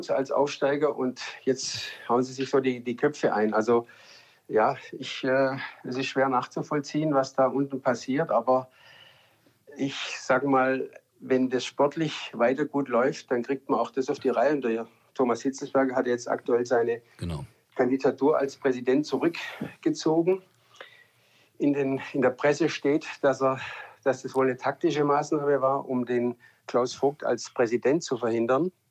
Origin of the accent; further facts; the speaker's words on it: Stuttgart, Baden-Württemberg, Germany; ja ich bin ja in Stuttgart geboren, äh, wohne zehn Minuten weg vom Stadion, von der Mercedes-Benz Arena.